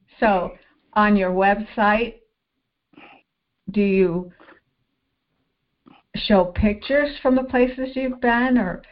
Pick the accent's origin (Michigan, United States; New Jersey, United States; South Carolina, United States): Michigan, United States; moved away as an adult; now in New York, United States; I grew up in Michigan and I moved to New York in my early 20s